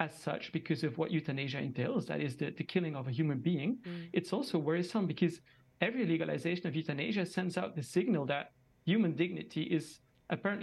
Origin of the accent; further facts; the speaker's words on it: Belgium; I'm joining from Belgium. I'm actually a Belgian citizen myself, and I'm here in the capital of Europe, which is Brussels